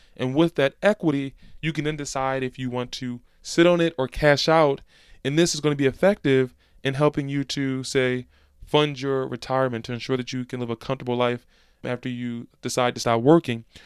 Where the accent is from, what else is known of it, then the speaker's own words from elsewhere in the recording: Philadelphia, Pennsylvania, United States; in Philadelphia, my hometown